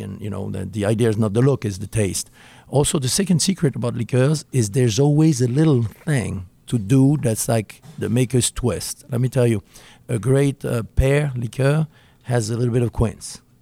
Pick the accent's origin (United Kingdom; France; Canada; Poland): France; Burgundy, Bourgogne-Franche-Comté; moved away; I grew up in Burgundy